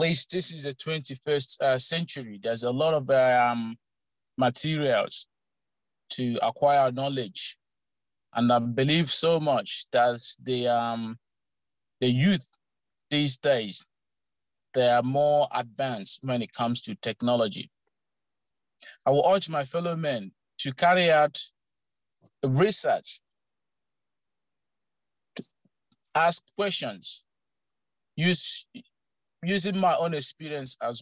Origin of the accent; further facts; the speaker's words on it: Eastern Nigeria, Imo, Nigeria; now in Canberra, Australia; I grew up in Imo State, Eastern Nigeria.